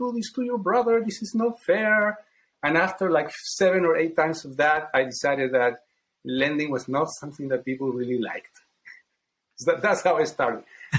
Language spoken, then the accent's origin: English; Chile; now in United States; I come from Chile